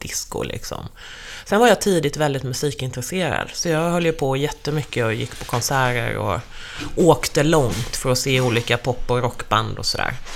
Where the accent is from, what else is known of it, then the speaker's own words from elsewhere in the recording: Skirö, Jönköping County, Sweden; now in Stockholm, Sweden; Till Skirö, det är byn där jag är uppvuxen.